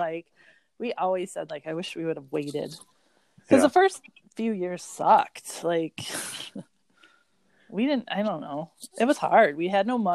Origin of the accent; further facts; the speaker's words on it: Rochester Hills, Michigan, United States; I grew up in Rochester Hills